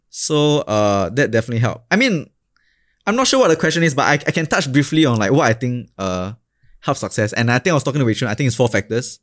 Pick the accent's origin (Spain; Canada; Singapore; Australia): Singapore; as a Singaporean